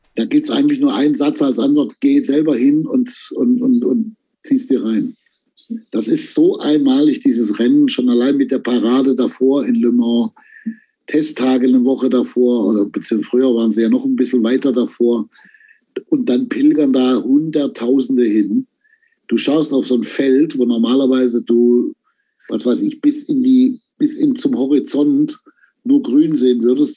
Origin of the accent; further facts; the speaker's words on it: Stuttgart, Baden-Württemberg, Germany; in Stuttgart, wo ich herkomme